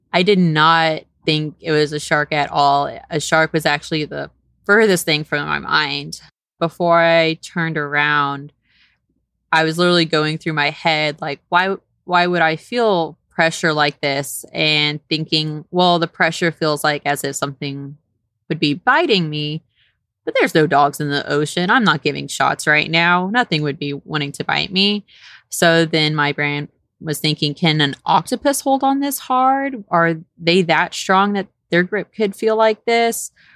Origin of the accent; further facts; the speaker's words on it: Houston, Texas, United States; also born or lived in Saint Kitts and Nevis; I'm originally born and raised in Texas